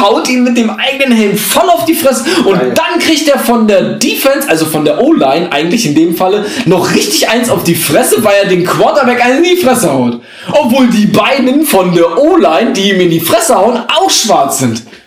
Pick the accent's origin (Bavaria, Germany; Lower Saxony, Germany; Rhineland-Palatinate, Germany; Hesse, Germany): Hesse, Germany; North; wir Nordhessen